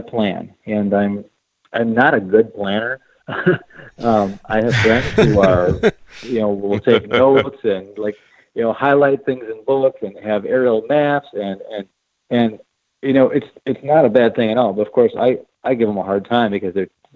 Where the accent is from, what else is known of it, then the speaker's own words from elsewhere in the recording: Midwest, United States; I grew up hunting whitetails in the Midwest